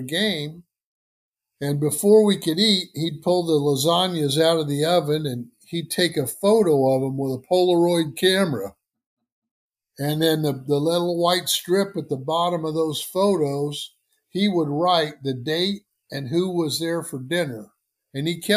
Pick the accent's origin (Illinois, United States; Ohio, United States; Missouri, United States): Illinois, United States; Decatur; moved away as an adult; also born or lived in St. Louis / Philadelphia; I was, as you said, an 11-year-old fifth grader back in my hometown of Decatur, Illinois